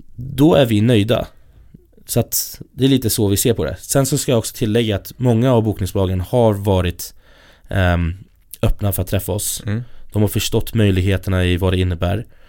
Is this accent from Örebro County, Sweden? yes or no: no; Stockholm, Stockholm County, Sweden; Jag har ju turen att jag kommer från Stockholm, från, ja, här i Stockholm